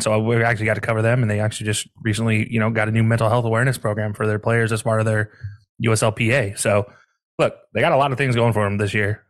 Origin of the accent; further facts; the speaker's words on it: the South, United States; now in Ohio, United States; growing up down south for so long